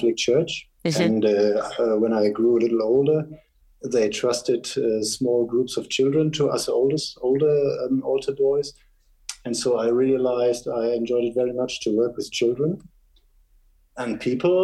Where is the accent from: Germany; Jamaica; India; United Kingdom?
Germany; Northern Germany; moved away as an adult; also born or lived in United States; now in Switzerland; I was born in Germany, rather more in the northern part, and it was the former West Germany.